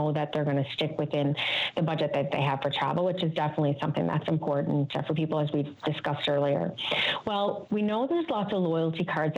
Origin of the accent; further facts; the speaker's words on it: Newfoundland and Labrador, Canada; we're all familiar from Newfoundland